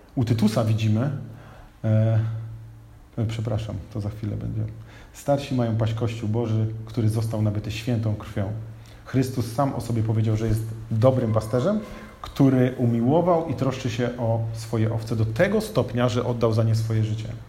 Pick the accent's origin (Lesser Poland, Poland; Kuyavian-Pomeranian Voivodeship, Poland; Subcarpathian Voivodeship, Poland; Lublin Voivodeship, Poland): Kuyavian-Pomeranian Voivodeship, Poland; Bydgoszcz; miasto, w którym się urodziłem, miasto, w którym jesteśmy, czyli Bydgoszcz